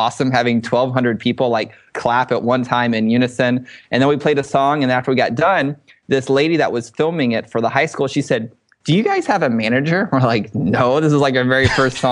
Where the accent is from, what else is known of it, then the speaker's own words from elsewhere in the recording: Dallas area, Texas, United States; some of our guys were here in my hometown.